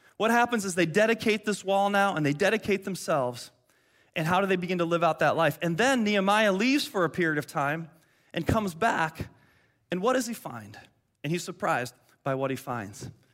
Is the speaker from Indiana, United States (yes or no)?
no; Detroit, Michigan, United States; moved away; I grew up in Detroit